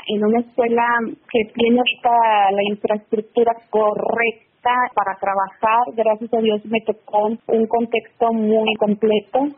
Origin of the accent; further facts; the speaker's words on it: Monclova, Coahuila, Mexico; Yo soy originaria de Monclova, Monclova, Coahuila, mm. está ah. pegadito a la ciudad de Frontera.